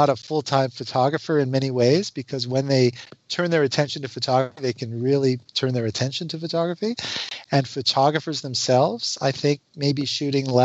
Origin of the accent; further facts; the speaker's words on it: Canada; I'm a Canadian